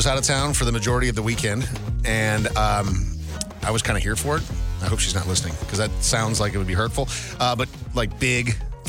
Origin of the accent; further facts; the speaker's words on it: Minnesota, United States; We grew up in Minnesota.